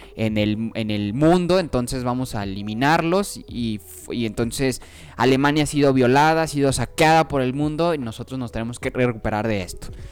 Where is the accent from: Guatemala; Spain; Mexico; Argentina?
Mexico; como los mexicanos en Estados Unidos